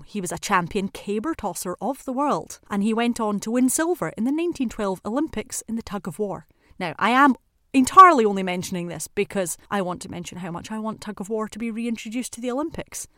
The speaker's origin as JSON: {"language": "English", "region": "Scotland", "country": "United Kingdom", "said": "what we in Scotland would call a fizzy juice"}